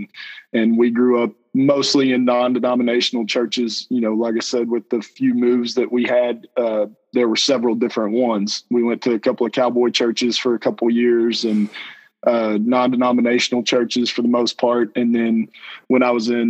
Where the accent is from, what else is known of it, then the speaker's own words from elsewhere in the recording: Lampasas, Texas, United States; also born or lived in Canton, Texas / Houston, Texas; I've born and raised in Texas from pre-K through my freshman year. I grew up here in Lampasas